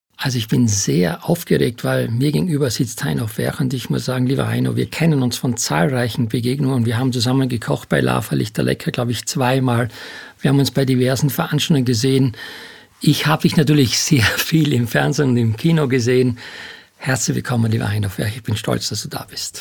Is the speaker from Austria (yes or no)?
yes; Styria, Austria; moved away as an adult; also born or lived in Hamburg; ich komme ja aus der Steiermark